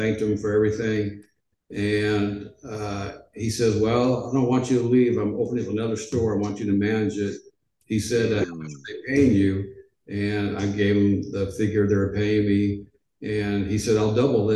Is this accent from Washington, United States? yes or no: yes; Edmonds, Washington, United States; moved away as an adult; also born or lived in Portland, Oregon / Los Angeles, California / Memphis, Tennessee; ninth grade, I went to Edmonds Junior High.